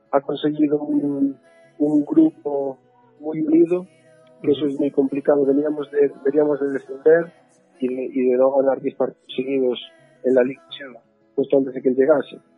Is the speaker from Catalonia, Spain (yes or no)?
no; Galicia, Spain; moved away as an adult; now in Northampton, United Kingdom; siendo gallego como dices